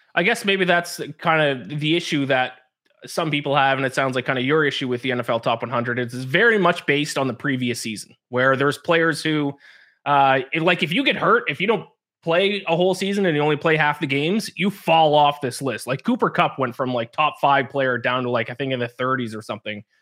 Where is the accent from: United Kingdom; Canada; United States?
Canada; me growing up being Canadian